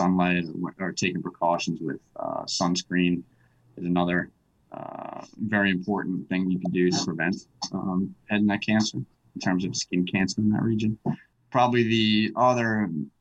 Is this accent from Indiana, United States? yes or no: no; New York, United States; now in Texas, United States; I'm a native of New York